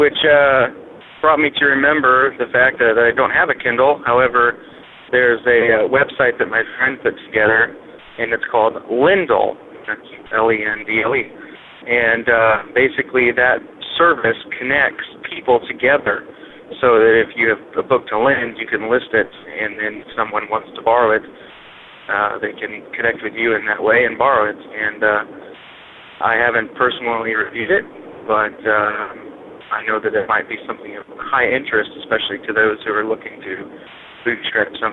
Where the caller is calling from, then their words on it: Topeka, Kansas, United States; calling from my car located in Topeka, Kansas.